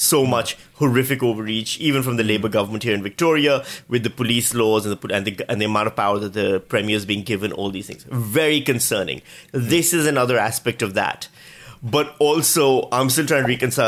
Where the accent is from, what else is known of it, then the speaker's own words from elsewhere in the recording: Pakistan; now in Australia; I come from Pakistan where voter ID is standard